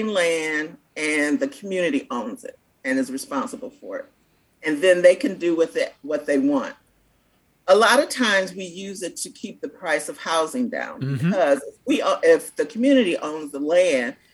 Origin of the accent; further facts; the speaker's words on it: Cleveland, Ohio, United States; moved away as an adult; now in Louisville, United States; I'm from Cleveland